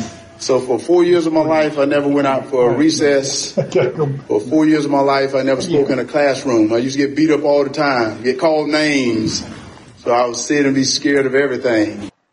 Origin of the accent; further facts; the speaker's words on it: Wrightsville, Georgia, United States; I was born in Wrightsville, Georgia.